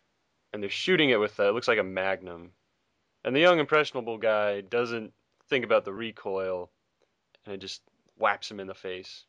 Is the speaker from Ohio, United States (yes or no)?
no; South Carolina, United States; South Carolina's own. I'm my home state